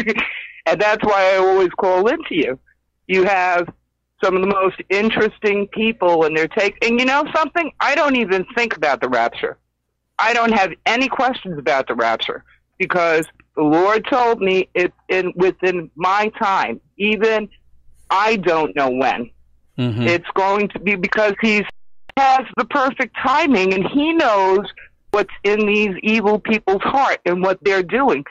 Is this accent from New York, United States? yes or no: yes; New York City, New York, United States; now in Maine, United States; I'm a 6-foot white girl growing up in New York City, okay, and done a full military stint, okay, and now I'm in Maine